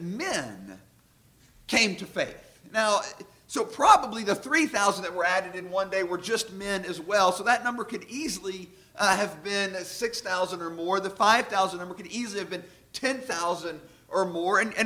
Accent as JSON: {"language": "English", "town": "Sherwood", "region": "Arkansas", "country": "United States", "tie": "born or raised there", "also_born_or_lived": "North Little Rock, Arkansas / Jackson, Mississippi", "said": "I grew up actually here in Sherwood, over on Calva, off of Country Club"}